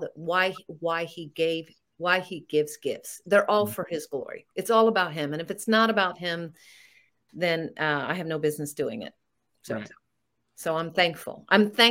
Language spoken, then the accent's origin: English; Florida, United States; where I grew up in Florida